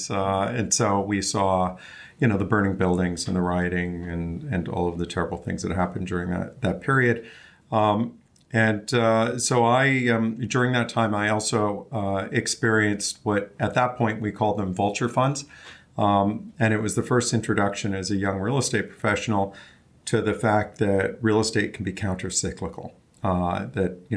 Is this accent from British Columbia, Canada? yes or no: yes; Vancouver, British Columbia, Canada; moved away as an adult; I'm originally from Vancouver, Canada